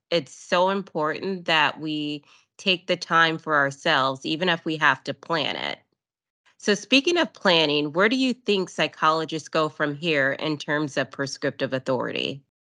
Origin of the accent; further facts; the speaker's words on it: Texas, United States; I am from Texas